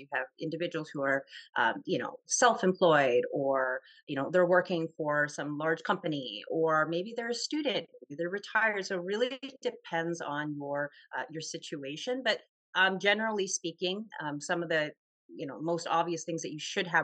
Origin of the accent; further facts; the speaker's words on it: Toronto, Ontario, Canada; I'm from Toronto